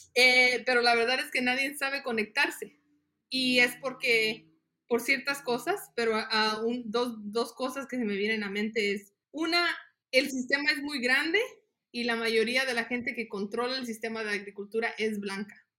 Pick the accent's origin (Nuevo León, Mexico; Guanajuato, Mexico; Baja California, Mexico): Guanajuato, Mexico; Las Jícamas; now in United States; yo nací en México, en un ranchito que se llama Las Jicamas, en el estado de Guanajuato. Inmigré con mi familia en el 94